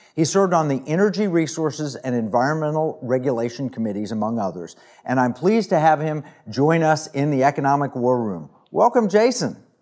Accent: Oklahoma, United States; I grew up in Oklahoma

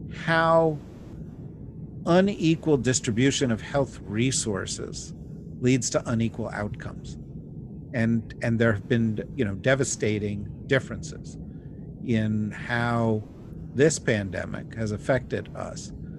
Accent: New Jersey, United States; Of course, I'm from New Jersey, and so that explains that perhaps.

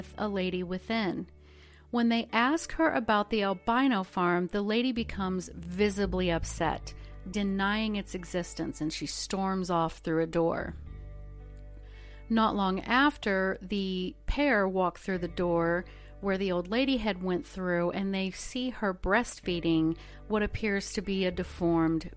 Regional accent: Ozark Mountains, the Ozarks, United States; I am from the Ozark Mountains

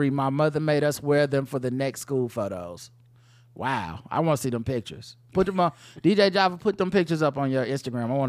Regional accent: Ohio, United States; Now, now, granted, I'm from Ohio, it'd be cold as fuck

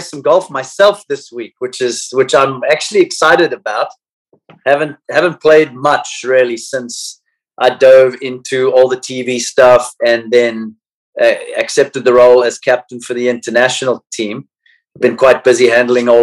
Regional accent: South Africa; now in United States; growing up in South Africa

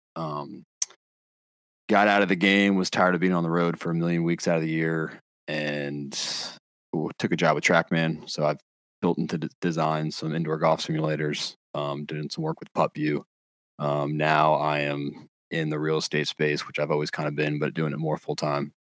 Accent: North Carolina, United States; born and raised in North Carolina.

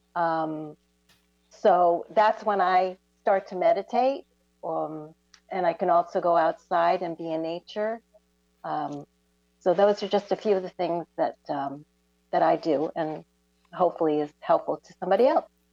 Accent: Vermont, United States; now in Florida, United States; I'm originally from Vermont

